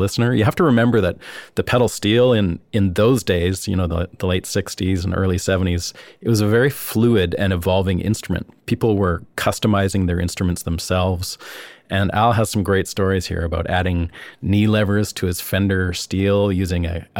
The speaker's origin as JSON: {"language": "English", "country": "Canada", "said": "where I'm from in Canada"}